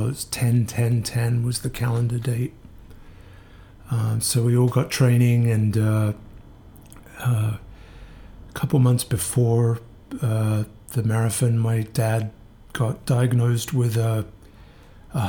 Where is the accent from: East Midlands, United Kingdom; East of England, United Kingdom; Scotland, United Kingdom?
East Midlands, United Kingdom; Northampton; moved away as an adult; also born or lived in Kingston; now in New York, United States; I am from a town called Northampton in the middle of England